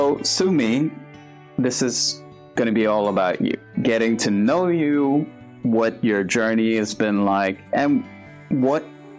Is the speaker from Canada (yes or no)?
no; India; As an Indian